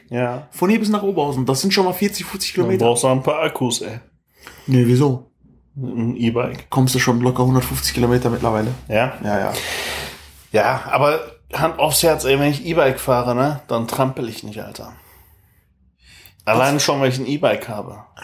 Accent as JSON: {"language": "German", "country": "Chile", "second_language": "German", "said": "ich komme aus Chile."}